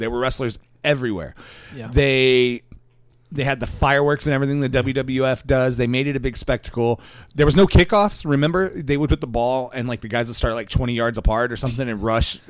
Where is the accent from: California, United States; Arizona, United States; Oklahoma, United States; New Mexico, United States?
New Mexico, United States; Roswell; we're from Roswell, New Mexico.